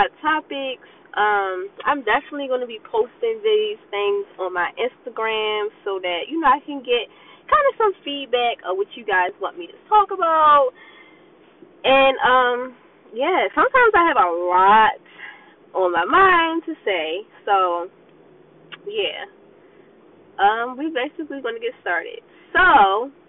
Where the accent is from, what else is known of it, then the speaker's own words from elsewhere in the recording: Baltimore, Maryland, United States; growing up in Baltimore